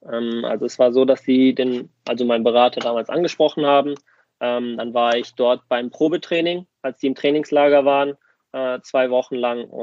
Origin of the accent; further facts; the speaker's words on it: Germany; klar bin ich hier geboren und aufgewachsen, aber Griechenland fühlt sich dann trotz auch, also trotz alledem wie eine Heimat für mich an.